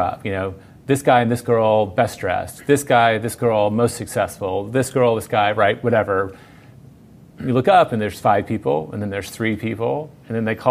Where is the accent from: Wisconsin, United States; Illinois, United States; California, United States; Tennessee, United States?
Tennessee, United States; Memphis; moved away as an adult; also born or lived in New York / Mississippi; now in Austin, United States; My whole family is from Mississippi. I grew up in Memphis on the border